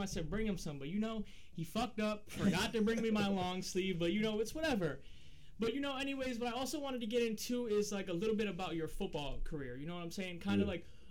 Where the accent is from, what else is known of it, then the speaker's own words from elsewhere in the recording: Middletown, United States; that was my hometown